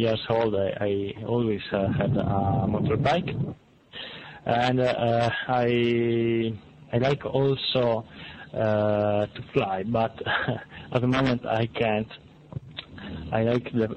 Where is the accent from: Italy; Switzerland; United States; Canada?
Italy; English is a second language; I'm from Italy